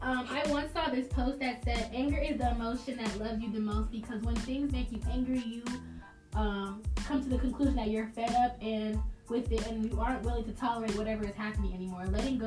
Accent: Long Island, New York, United States; also born or lived in Charlotte area; now in Charlotte, United States; I'm originally from Long Island, New York, go B-Wood. I live in the Charlotte area.

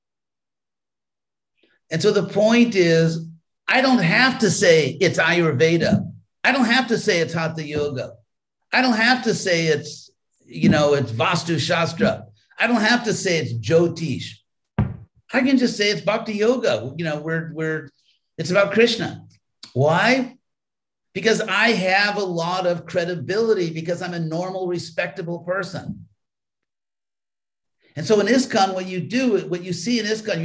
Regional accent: California, United States; I was from California

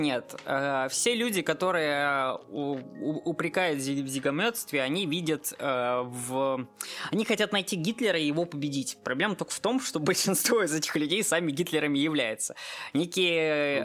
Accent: Moscow, Russia; я, как москвич

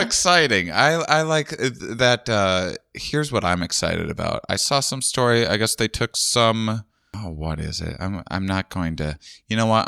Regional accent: Wisconsin, United States; moved away; also born or lived in Austin, Texas; I'm from Wisconsin.

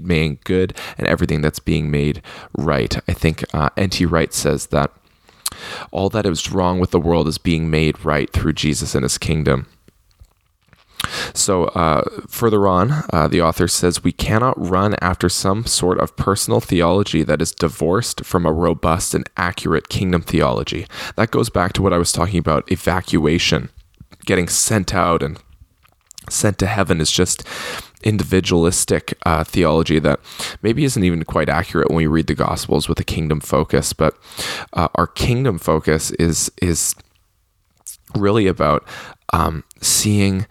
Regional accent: Canada; I'm Canadian

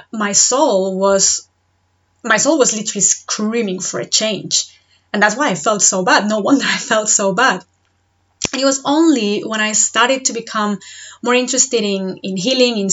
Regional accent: Spain; moved away as an adult; now in Devon, United Kingdom; I'm originally from Spain, I've been living in the UK for the past 7.5 years

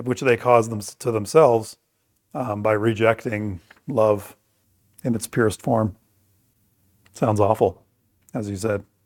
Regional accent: Bruce County, Ontario, Canada; we've been here now for a hundred and fifty years. So I would say our culture is thoroughly Bruce County

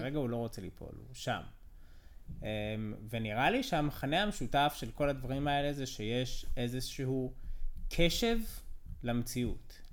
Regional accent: United States; now in Israel; אני אמריקאי

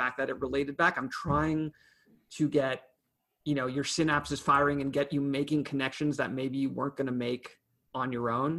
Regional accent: Canada; as a Canadian

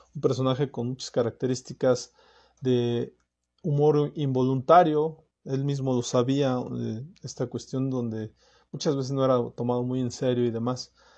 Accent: Mexico; como mexicanos

